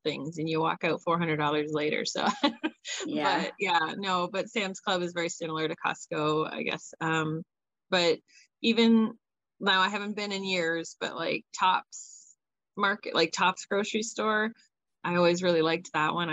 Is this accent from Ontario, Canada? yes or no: yes; Hamilton, Ontario, Canada; also born or lived in Burlington, Ontario; now in Owen Sound, Canada; But I grew up in Burlington and Hamilton, which is really only about 45 minutes away from the border